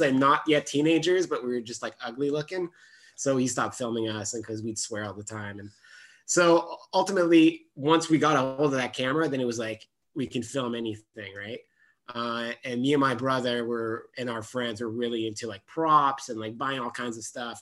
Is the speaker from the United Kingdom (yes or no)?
no; Gatineau, Quebec, Canada; first language French; English is a second language; I'm born and raised in Gatineau on the other Quebec side of the Ottawa Gatineau region.